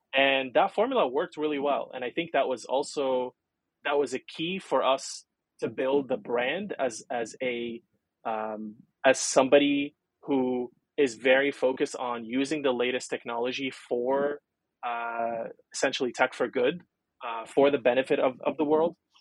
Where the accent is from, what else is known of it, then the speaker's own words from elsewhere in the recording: Lebanon; first language Arabic and French; English is a second language; moved away as an adult; also born or lived in San Francisco, United States; was born and raised in Lebanon, uh, in the Middle East